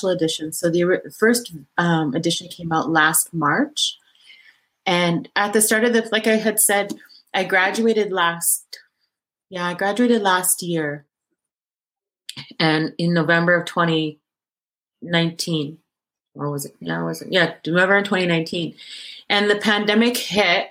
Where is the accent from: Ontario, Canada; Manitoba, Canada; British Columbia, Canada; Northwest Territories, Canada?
Northwest Territories, Canada; Inuvik; I grew up in the Mad Trapper in Inuvik